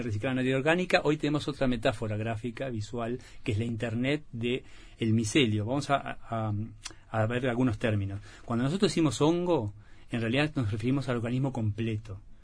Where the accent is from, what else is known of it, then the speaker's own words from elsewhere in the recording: Valle Edén, Tacuarembó, Uruguay; tenía los recuerdos de mi infancia en Valledén, en Agua Dulce